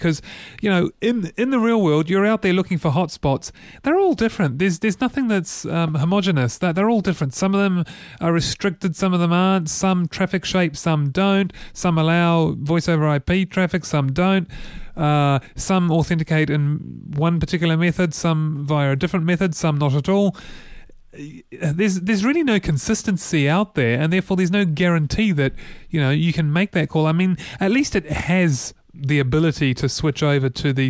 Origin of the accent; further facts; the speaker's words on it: New Zealand; as a New Zealander who cares about creative New Zealanders